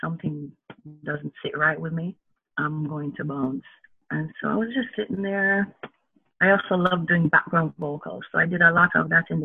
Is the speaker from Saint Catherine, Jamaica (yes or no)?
yes; Spanish Town, Saint Catherine, Jamaica; growing up in Spanish Town